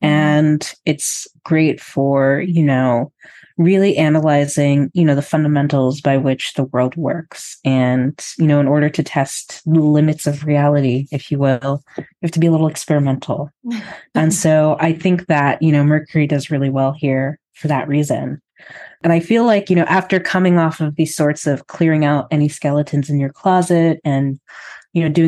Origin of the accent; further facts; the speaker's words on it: United States; now in Canada; an American living in Canada